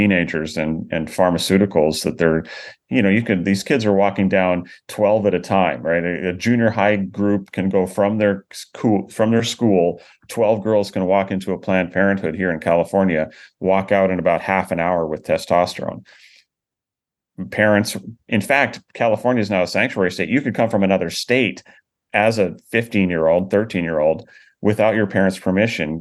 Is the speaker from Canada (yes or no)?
yes; Canada; now in United States; I grew up in Canada